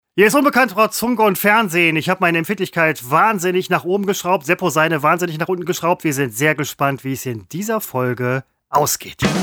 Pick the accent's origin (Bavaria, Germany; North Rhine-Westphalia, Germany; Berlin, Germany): North Rhine-Westphalia, Germany; Velbert; ich komme aus Fellbad